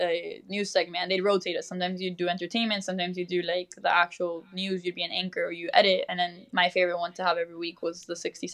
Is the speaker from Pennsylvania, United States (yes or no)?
no; Miami, Florida, United States; first language Spanish; English is a second language; moved away as an adult; also born or lived in Mexico City, Mexico; now in Gainesville, United States; I was originally born in Mexico City, but I grew up in Miami.